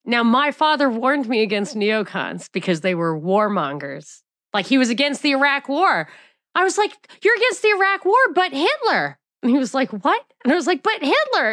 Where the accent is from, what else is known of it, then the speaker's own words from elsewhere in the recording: New York, United States; moved away; also born or lived in Atlanta; I'm from New York